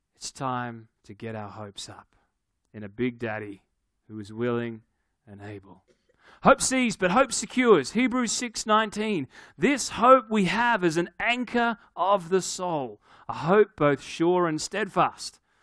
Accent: Australia; I'm from Australia

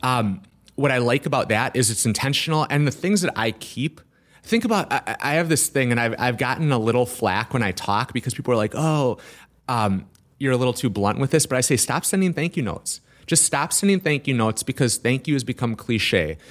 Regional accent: Milwaukee, Wisconsin, United States; Milwaukee area. Brookfield, Waukesha

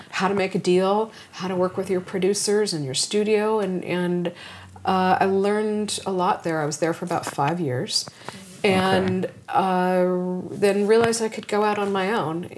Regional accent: Los Angeles, California, United States; I grew up in Los Angeles, so I'm a native, which is rare

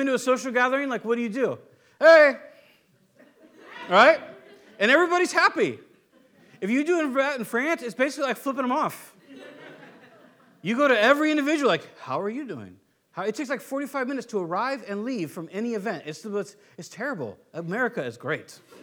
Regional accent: United States; I'm American

